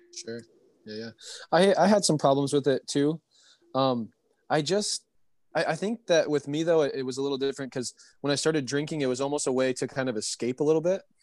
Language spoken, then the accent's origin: English; Michigan, United States; I'm from Michigan